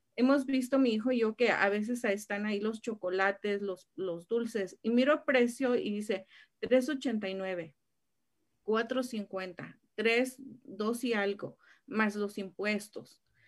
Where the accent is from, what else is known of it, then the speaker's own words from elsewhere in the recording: State of Mexico, Mexico; en el estado de México, de donde soy